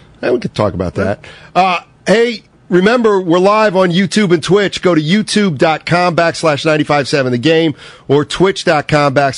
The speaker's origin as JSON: {"language": "English", "area": "Schuylkill County", "region": "Pennsylvania", "country": "United States", "said": "I'm from Pennsylvania. Dude. It happens. Schuylkill County."}